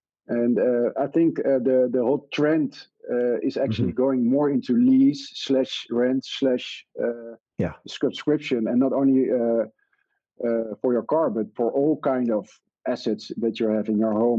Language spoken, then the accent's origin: English; Netherlands; we said we're from Mr. Green, and we are from the Netherlands, and we came here because we made our target.